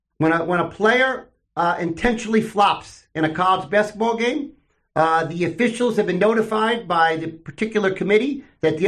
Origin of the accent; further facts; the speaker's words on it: Westchester, New York, United States; growing up in Westchester in the 70s as a Mets fan